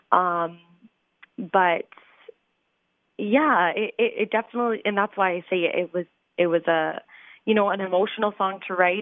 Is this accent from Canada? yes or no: yes; London, Ontario, Canada; my hometown